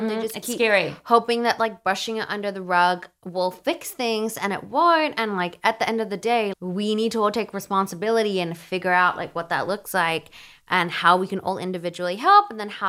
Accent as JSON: {"language": "English", "country": "Australia", "said": "I'm from down under."}